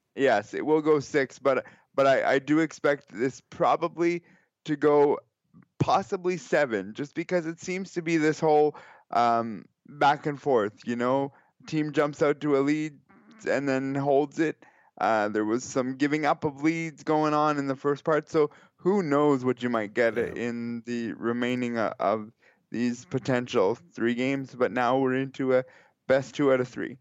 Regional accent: Canada; as a Canadian

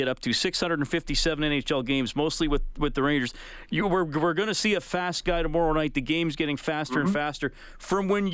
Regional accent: Kitchener, Ontario, Canada; I was born in Kitchener-Waterloo in 1974

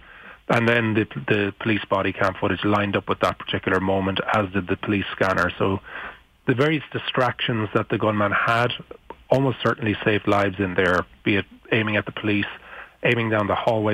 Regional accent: Ireland; I'm from Ireland

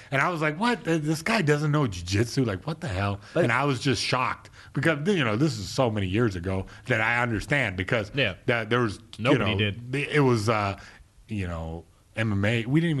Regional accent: United States; look, I'm American, sort of born here and raised here.

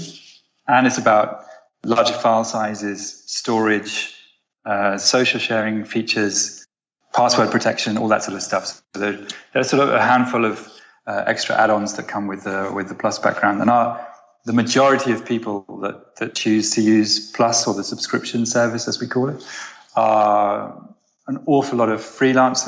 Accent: United Kingdom; moved away as an adult; also born or lived in Amsterdam, Netherlands; now in Los Angeles, United States; I'm British. I spent the last 10 years living in Amsterdam and the last year living in Los Angeles

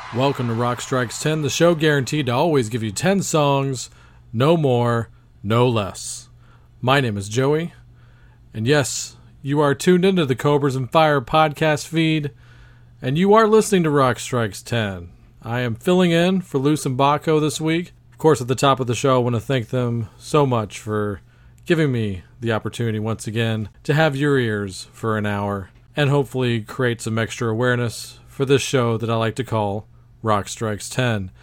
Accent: Texas, United States; my home state of Texas

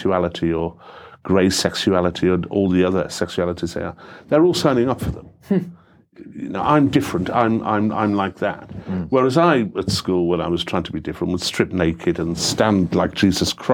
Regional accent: Middlesbrough, North East England, United Kingdom; I'm from Middlesbrough

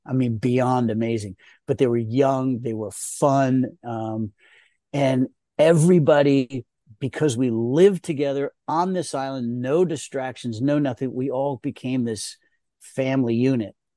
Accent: Rye, New York, United States; being taken away out of New York, where I was born and raised in Rye, New York

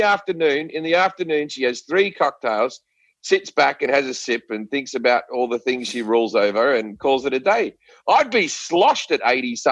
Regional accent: Australia; But my accent, if you're in a movie, they have to write a bit of dialogue where they go, oh, well, you know him, he's Australian, he came over here, blah, blah, blah

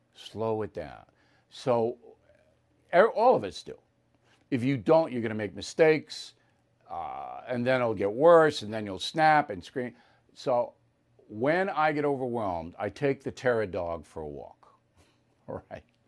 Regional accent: Long Island, New York, United States; my hometown newspaper, Newsday

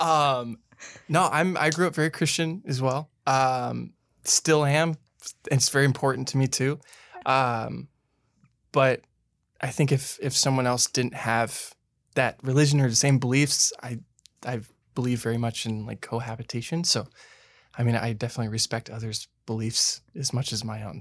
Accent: Santa Barbara, California, United States; moved away as an adult; now in Los Angeles, United States; I grew up in Santa Barbara

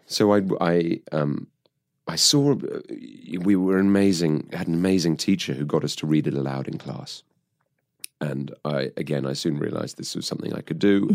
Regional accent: United Kingdom; I grew up just outside of London

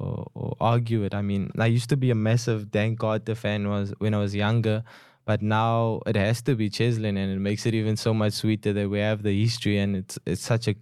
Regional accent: Cape Town, Western Cape, South Africa; So growing up in Cape Town

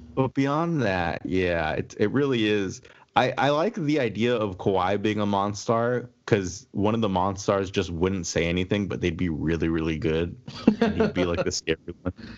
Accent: Indiana, United States; I'm from Indiana

